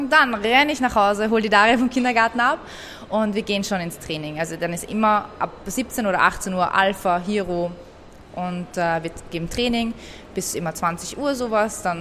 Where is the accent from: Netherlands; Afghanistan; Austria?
Austria; dort wird man nicht als ähm, Österreicher akzeptiert und im Iran wirst du nie als äh, Iraner akzeptiert, weil du hast ja diesen europäischen Akzent und bist ja aus Europa